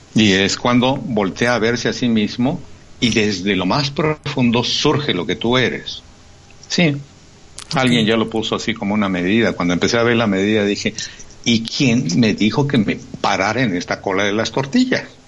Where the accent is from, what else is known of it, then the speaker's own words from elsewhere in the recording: Chiapas, Mexico; moved away; soy de Chiapas.